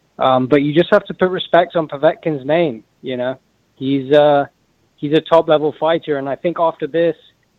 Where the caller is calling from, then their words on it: Los Angeles, California, United States; Los Angeles, California.